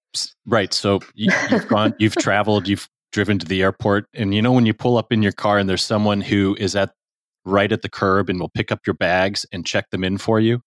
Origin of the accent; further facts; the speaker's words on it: United States; also born or lived in Chicago / Houston / Saint Louis; I was born in Chicago, but I grew up mostly in Houston and Saint Louis